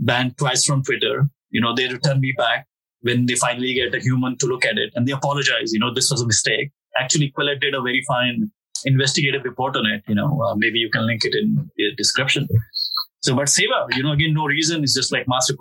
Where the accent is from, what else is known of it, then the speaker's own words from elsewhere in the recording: Delhi, India; moved away; I'm from Delhi, actually, where the pogrom of Sikhs happened